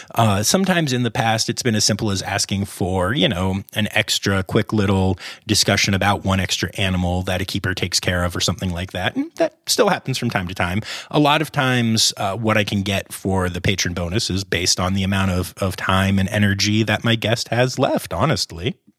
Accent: Harrisburg, Pennsylvania, United States; also born or lived in Philadelphia, Pennsylvania; I grew up in the Harrisburg area, and I live down by Philly now.

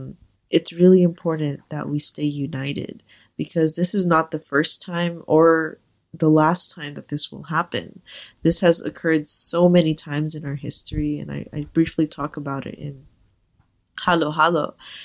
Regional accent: Philippines; because I was always surrounded by this huge community of Filipino people from my homeland, from my hometown.

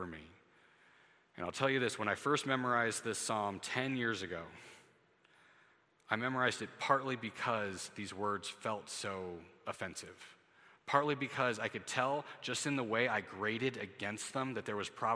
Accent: United States; as an American citizen

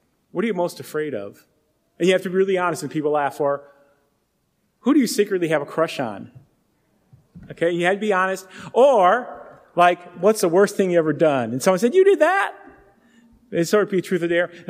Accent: Euclid, Ohio, United States; I grew up in suburbia in Euclid, the east side of Cleveland

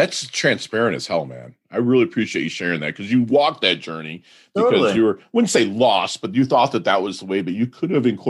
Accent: Midwest, United States; now in Palm Beach, United States; I'm a Midwesterner

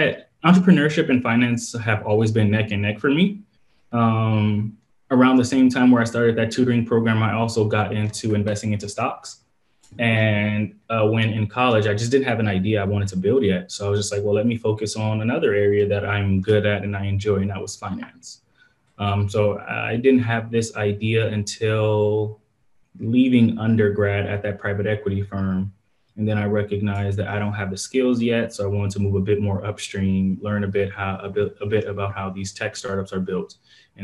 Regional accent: Compton, California, United States; Born and raised in Compton, California

